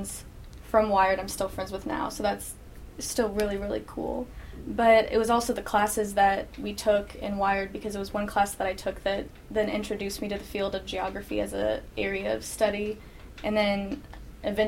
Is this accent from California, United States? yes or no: no; Lexington, Kentucky, United States; I'm a junior. I'm from Lexington, Kentucky